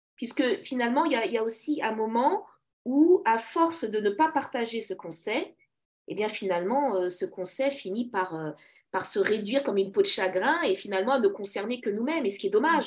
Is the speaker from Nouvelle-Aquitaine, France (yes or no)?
no; Paris, Île-de-France, France; je suis née à Paris, une vraie Parisienne, donc d'origine congolaise